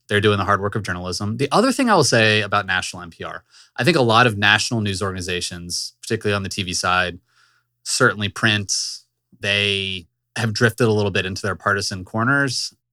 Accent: Richmond, Virginia, United States; moved away; my hometown in Richmond

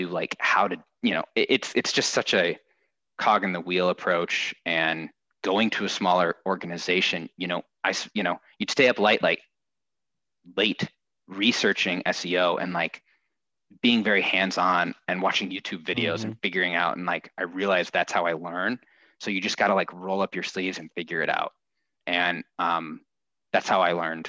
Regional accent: Midwest, United States; also born or lived in Minnesota / Indiana / Minneapolis; I grew up in the Midwest, was the oldest of three boys.

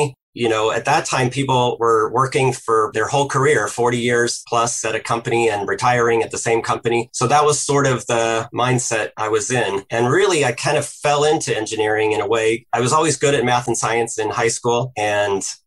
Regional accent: Indianapolis, Indiana, United States; I grew up in Indianapolis, Indiana, and, you know, heart of the Midwest.

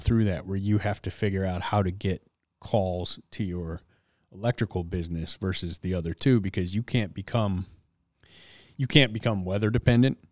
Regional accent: Detroit, Michigan, United States; growing up in Detroit

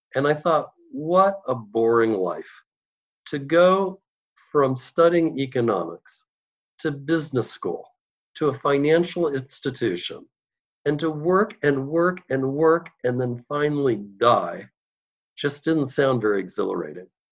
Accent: Los Altos Hills, California, United States; I'm from Los Altos Hills, California, which is right near Palo Alto in the heart of Silicon Valley. And when I grew up, Silicon Valley was not yet Silicon Valley

